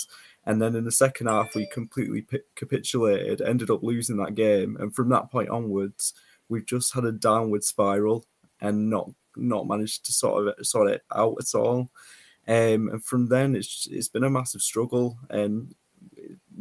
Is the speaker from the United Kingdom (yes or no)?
yes; Barrow-in-Furness, North West England, United Kingdom; So I was born in Barrow in Furness. Live here. I've grown up in Barrow